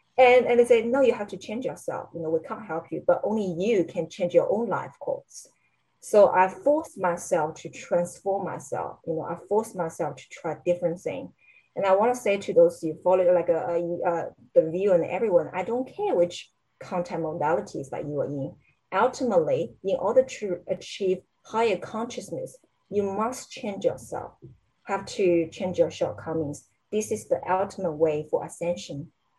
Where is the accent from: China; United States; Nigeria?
China; English is a second language; If I'm American, if I'm Canadian, I can say bloody anything I want to say, right? But I'm a Chinese.